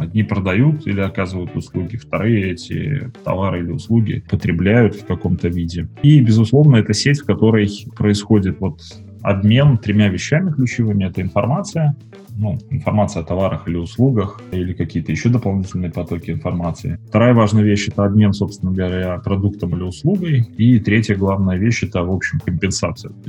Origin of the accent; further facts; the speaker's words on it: Minsk, Belarus; я из Минска.